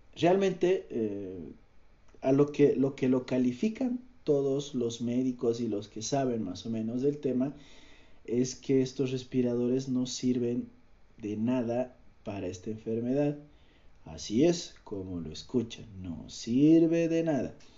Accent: Cochabamba, Bolivia; soy de Bolivia, soy de Cochabamba, vivo en Cochabamba

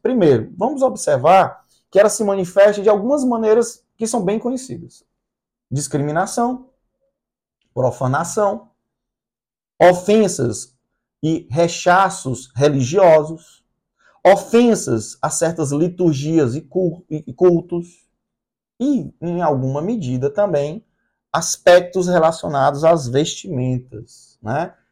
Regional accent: Brazil; also born or lived in Recife / Fortaleza; Nós somos brasileiros

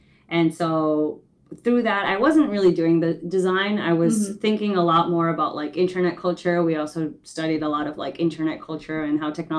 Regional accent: New York, United States; also born or lived in Ecuador; So I moved to the States to New York when I was 6, mm-hmm. but then I moved back to Ecuador when I was 12.

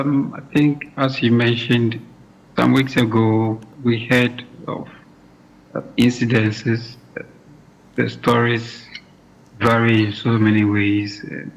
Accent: Ghana; moved away as an adult; now in Stellenbosch, South Africa; I'm a Ghanaian.

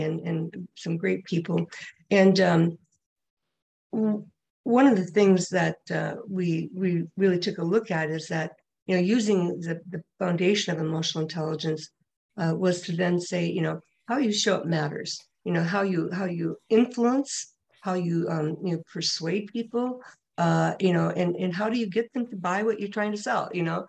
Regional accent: Minnesota, United States; moved away; my home state of Minnesota

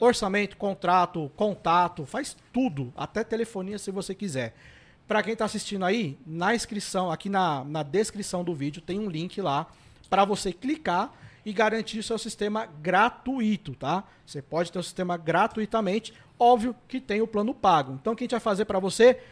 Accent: São Paulo, Brazil; eu sou da ZL

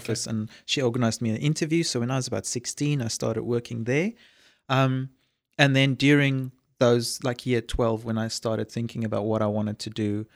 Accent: a small town south of Johannesburg, Gauteng, South Africa; moved away; I'm a Afrikaans boy grew up in a small town south of Johannesburg in South Africa

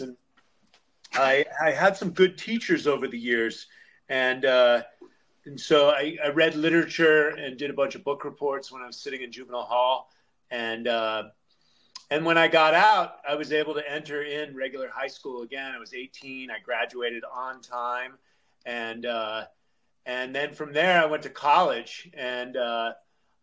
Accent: Andover, Connecticut, United States; also born or lived in San Francisco, California; I was born in Connecticut, and my parents were hippies, so we moved back and forth from Haight-Ashbury, San Francisco

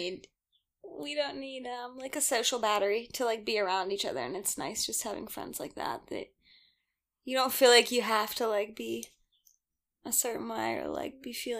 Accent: Denver, Colorado, United States; I'm from Denver

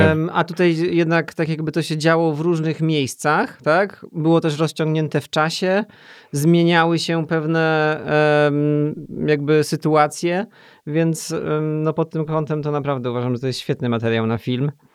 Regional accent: Poland; moved away as an adult; also born or lived in United Kingdom; tak jak bardzo, bardzo dużo ludzi w Polsce, jestem z małego miasta

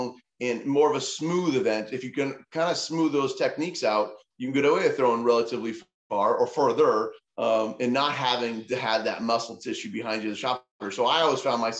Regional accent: Montana, United States; moved away; I'm from Montana

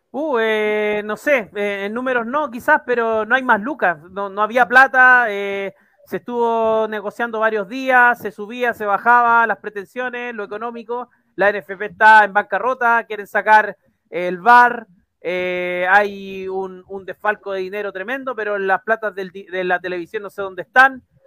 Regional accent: Chile; como buen chileno

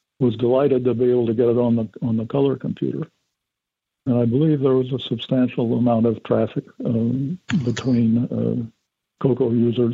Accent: Chicago, Illinois, United States; I'm from Chicago

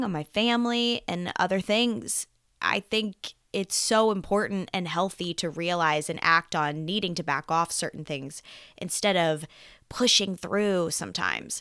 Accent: Lancaster, Pennsylvania, United States; also born or lived in Nashville, Tennessee; my hometown, yes. Lancaster, yes. Pennsylvania

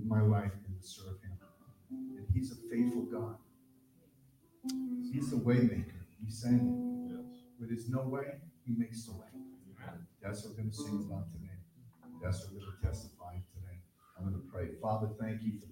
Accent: New London, Connecticut, United States; now in Vermont, United States; New London, Connecticut. That's where I'm from

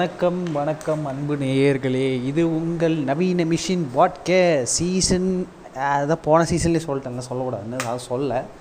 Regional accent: Chennai, Tamil Nadu, India; also born or lived in Thanjavur (ancestral); சென்னைக்கு வந்து எங்கள் அப்பா வேலை பார்க்க வரும்போது நான் பிறந்தேன்

